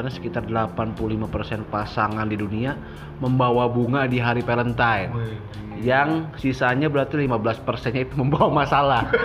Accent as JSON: {"language": "Indonesian", "town": "Bandung", "region": "West Java", "country": "Indonesia", "said": "Taunya gue anak Bandung."}